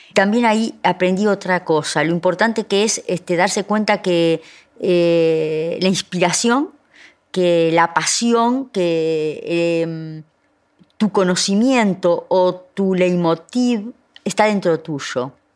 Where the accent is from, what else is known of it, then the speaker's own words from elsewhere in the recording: Florida, Uruguay; Yo soy de Florida